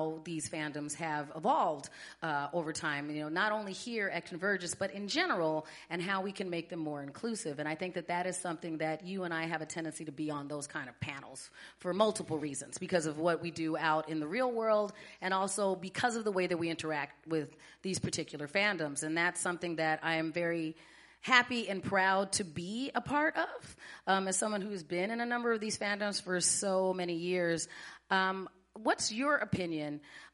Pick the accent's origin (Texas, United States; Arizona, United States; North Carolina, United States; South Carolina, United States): Arizona, United States; now in Minnesota, United States; I grew up in Arizona